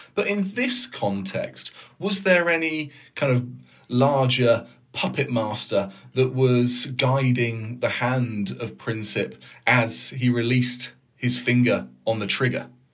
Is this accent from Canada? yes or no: no; United Kingdom; now in Denmark; I'm usually based in Denmark and I'm British